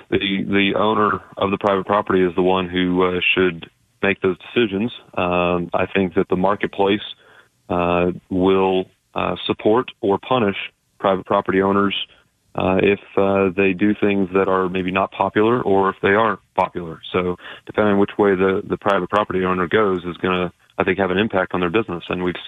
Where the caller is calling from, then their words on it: Dallas, Texas, United States; We're calling from Dallas, Fort Worth.